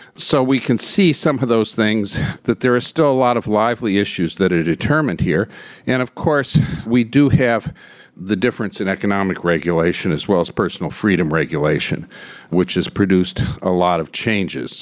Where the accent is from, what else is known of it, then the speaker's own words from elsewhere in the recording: Michigan, United States; moved away; in my home state of Michigan